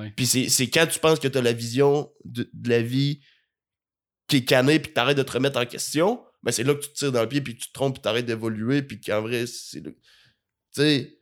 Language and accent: French; Rimouski, Quebec, Canada; now in Montreal, Canada; j'ai grandi à Rimouski, mais dans une famille gaspésienne